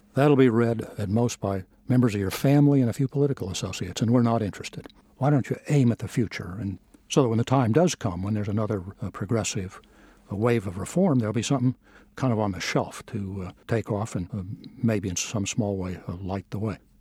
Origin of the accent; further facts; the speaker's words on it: Southwest, United States; moved away; I grew up out in the Southwest